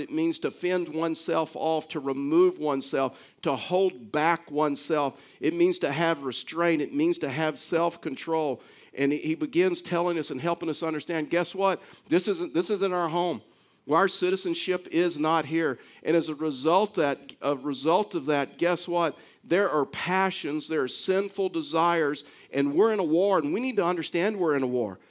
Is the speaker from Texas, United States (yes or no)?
yes; Baytown, Texas, United States; I was actually born in Baytown, Texas